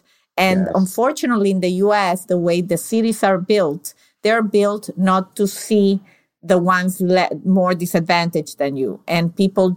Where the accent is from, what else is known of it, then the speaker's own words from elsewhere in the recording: Venezuela; now in United States; I'm from Venezuela